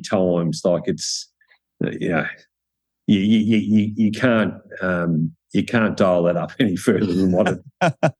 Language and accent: English; Cobram, Victoria, Australia; I was from Country Cobram.